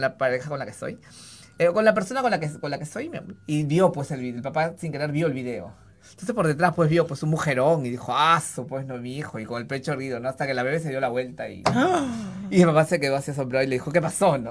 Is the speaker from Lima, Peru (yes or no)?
yes; Lima, Peru; yo crecí en Breña